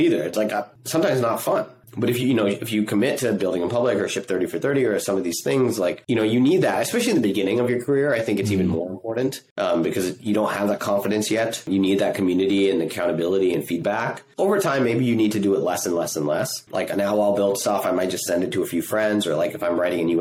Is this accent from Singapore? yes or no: yes; Singapore; moved away; I grew up in Singapore